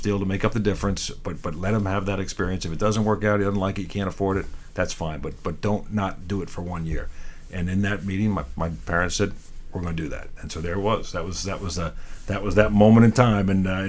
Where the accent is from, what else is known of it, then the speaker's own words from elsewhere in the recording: Long Island, New York, United States; moved away; I grew up in Long Island, on the eastern half of Long Island, born to a potato farming family